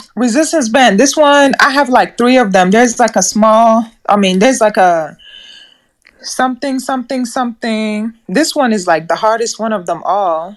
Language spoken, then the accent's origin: English; Nebraska, United States; also born or lived in East Africa; now in Texas, United States; I'm from East Africa, but I've, I grew up here in America since I was eight years old